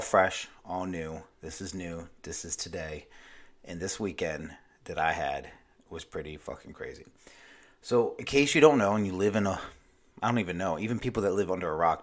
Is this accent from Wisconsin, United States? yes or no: no; Maryland, United States; now in Myrtle Beach, United States; my home state, Maryland. I live in South Carolina